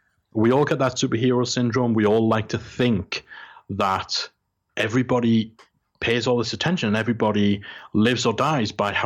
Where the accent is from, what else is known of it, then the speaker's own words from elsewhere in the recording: Geordie, North East England, United Kingdom; I'm Geordie, and I'm from the most working class place you come from.